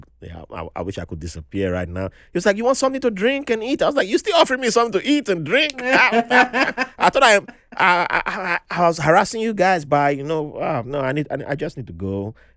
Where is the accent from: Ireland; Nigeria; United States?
Nigeria; moved away; I grew up in Nigeria